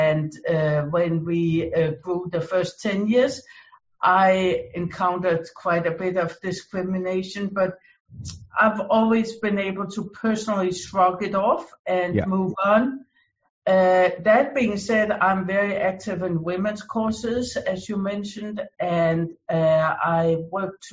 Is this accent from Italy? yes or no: no; Denmark; now in United States; I came originally from Denmark. I immigrated to the US